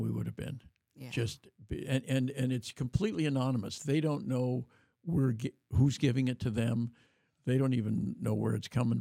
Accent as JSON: {"language": "English", "town": "Davis", "region": "California", "country": "United States", "tie": "born or raised there", "said": "in my hometown of Davis"}